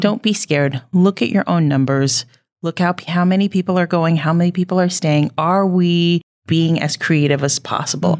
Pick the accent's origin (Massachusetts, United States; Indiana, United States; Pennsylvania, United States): Indiana, United States; also born or lived in Kentucky / New York City; now in Billings, United States; I am from Indiana